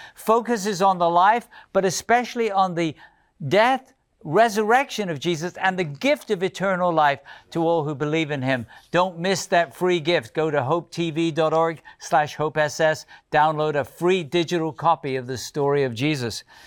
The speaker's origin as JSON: {"language": "English", "country": "United Kingdom", "moved": "yes", "said": "in the United Kingdom. That's my homeland"}